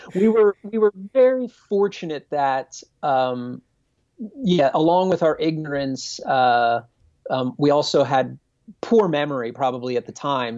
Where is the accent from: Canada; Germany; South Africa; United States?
United States; Reading, Pennsylvania; I'm from Pennsylvania. I'm from Dutch country in Pennsylvania.